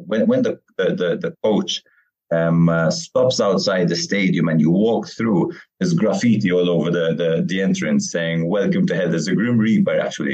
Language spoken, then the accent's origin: English; Malta; also born or lived in Kingston, England / Weybridge, Surrey, England / Qormi, Malta; I moved back here when I was around five years old